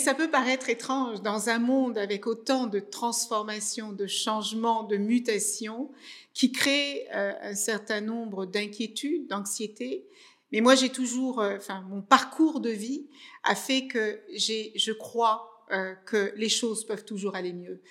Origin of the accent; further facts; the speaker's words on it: Cape Verde; moved away; moi je suis née au Cap Vert dans les années 72